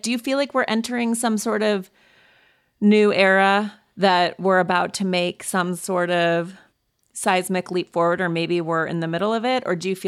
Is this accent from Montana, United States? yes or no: yes; Montana, United States; I grew up in Montana.